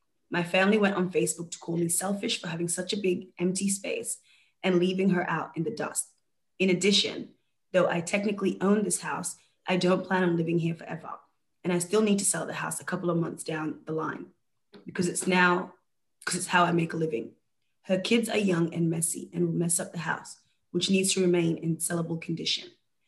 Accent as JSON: {"language": "English", "region": "Georgia", "country": "United States", "lives_now": "Connecticut, United States", "said": "So I decided to move in myself for the time being as I am originally from Georgia, and it's not a great place to be in right now, given the spread of COVID."}